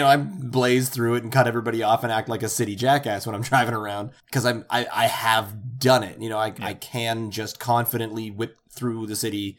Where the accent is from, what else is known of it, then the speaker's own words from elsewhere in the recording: Halifax, Nova Scotia, Canada; I grew up just outside of Halifax.